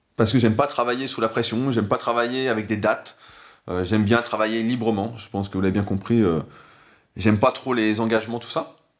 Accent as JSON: {"language": "French", "country": "France", "said": "en tant que bon français"}